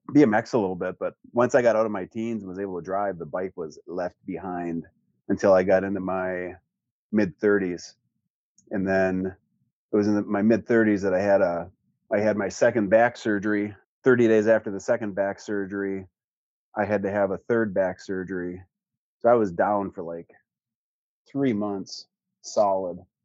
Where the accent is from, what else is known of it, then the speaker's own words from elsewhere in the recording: Gladstone, Michigan, United States; also born or lived in Iron Mountain, Michigan / Twin Cities, Minnesota / Wisconsin; We moved to Gladstone, our south, I guess, or east. Went to school in Gladstone, graduated Gladstone